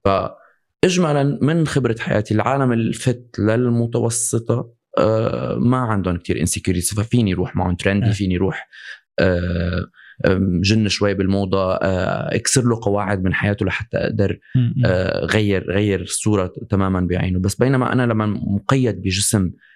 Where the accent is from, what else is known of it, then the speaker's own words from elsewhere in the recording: Syria; انا مثلا لما من صغري انا بسوريا